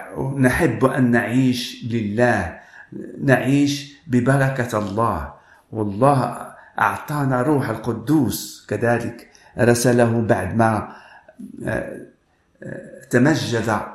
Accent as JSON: {"language": "Arabic", "country": "Morocco", "said": "أنا من المغرب"}